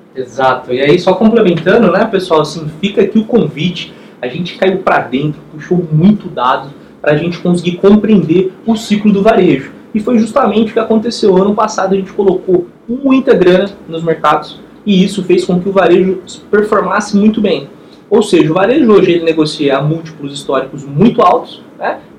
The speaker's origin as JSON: {"language": "Portuguese", "country": "Brazil", "said": "como investidor e também como brasileiro"}